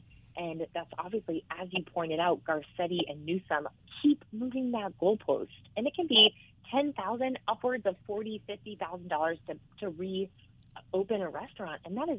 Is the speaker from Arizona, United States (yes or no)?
yes; Phoenix, Arizona, United States; now in Santa Monica, United States; So I'm originally from Phoenix, but I live in Santa Monica now.